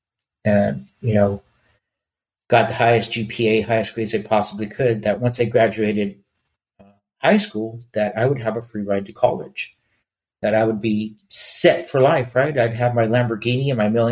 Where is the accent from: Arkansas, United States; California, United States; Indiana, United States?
California, United States; Los Angeles; We grew up in East Los Angeles.